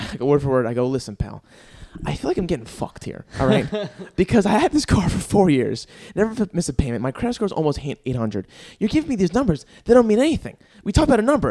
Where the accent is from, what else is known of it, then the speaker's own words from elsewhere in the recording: New Jersey, United States; first language English; moved away; I'm from Jersey